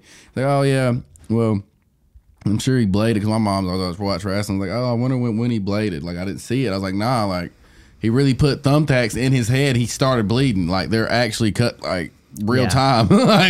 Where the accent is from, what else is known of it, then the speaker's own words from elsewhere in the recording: Philadelphia, Pennsylvania, United States; I'm from Philly, bro.